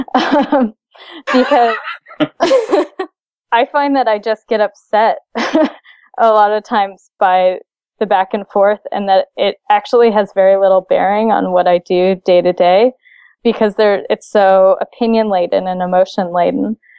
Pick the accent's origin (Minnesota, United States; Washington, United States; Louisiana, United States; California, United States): Washington, United States; Seattle; I'm from Seattle